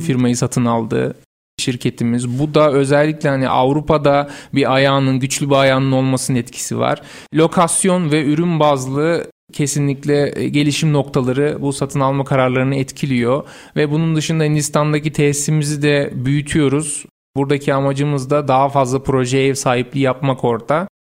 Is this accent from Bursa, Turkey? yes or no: yes; Bursa, Turkey; Bursa doğumluyum. Uludağ Üniversitesi Makine Mühendisliği mezunuyum.